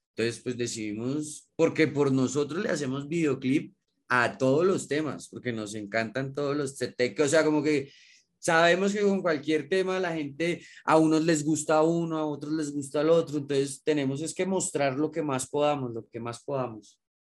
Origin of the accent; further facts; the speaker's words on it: Bogotá, Colombia; nosotros somos de acá de Bogotá